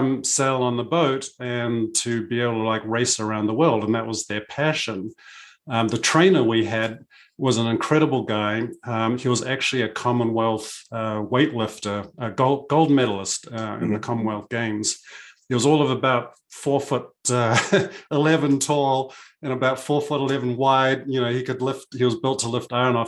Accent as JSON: {"language": "English", "country": "New Zealand", "tie": "born or raised there", "said": "I grew up in New Zealand, sailing with my parents and my family."}